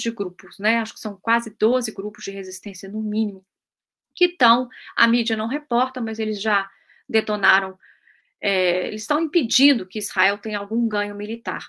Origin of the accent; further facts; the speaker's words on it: Brazil; also born or lived in United Kingdom; now in London, United Kingdom; eu sou brasileiro, eu sou brasileiro, tenho apenas fui naturalizada britânica